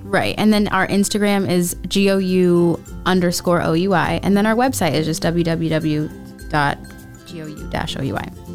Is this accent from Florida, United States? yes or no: yes; Florida, United States; I was born and raised in Florida